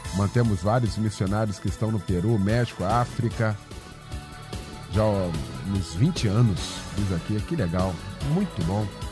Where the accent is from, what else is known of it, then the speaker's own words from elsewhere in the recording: Gardênia, Rio de Janeiro, Brazil; Me lembro quando era criança pequena aqui na Gardênia